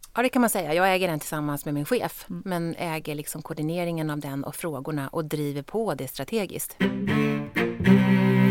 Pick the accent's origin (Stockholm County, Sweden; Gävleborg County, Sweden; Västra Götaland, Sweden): Stockholm County, Sweden; Stockholm; jag är ju från Stockholm och om jag ska bo i Sverige så vill jag leva i Stockholm